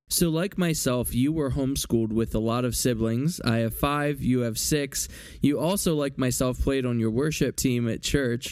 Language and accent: English; Philadelphia, Pennsylvania, United States; I am from Philly